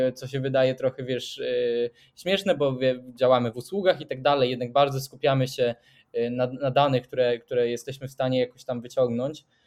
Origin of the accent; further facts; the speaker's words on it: Sweden; jestem ze Szwecji